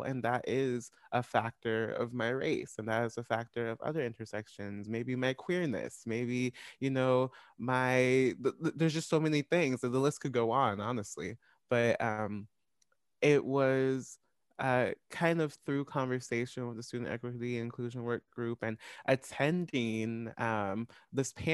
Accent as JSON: {"language": "English", "town": "Olathe", "region": "Kansas", "country": "United States", "tie": "born or raised there", "said": "white school district growing up in Olathe, Kansas."}